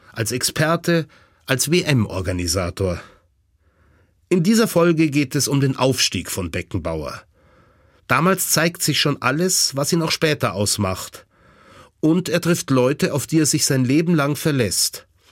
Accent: Garmisch-Partenkirchen, Bavaria, Germany; geboren 1971 in Garmisch-Partenkirchen

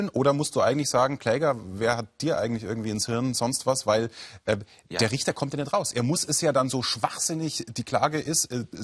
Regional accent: Würzburg, Bavaria, Germany; weil ich bin ja Würzburger und wir haben ja den Main und da gibt es ja auch viele

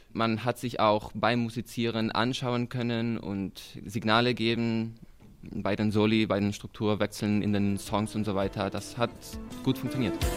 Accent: Madrid, Community of Madrid, Spain; moved away as an adult; now in Munich, Germany; Ich komme aus Madrid, aber studiere in München

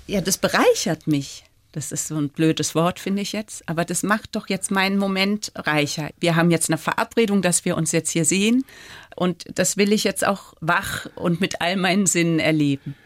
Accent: Freiburg, Baden-Württemberg, Germany; now in Paris, France; meine Kindheit in Freiburg

